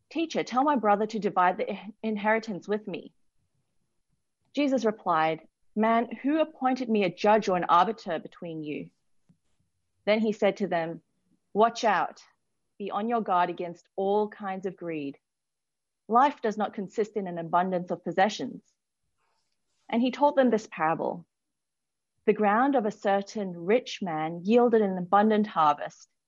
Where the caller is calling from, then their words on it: Sydney, New South Wales, Australia; I work for City Bible Forum and I'm dialing in from Sydney.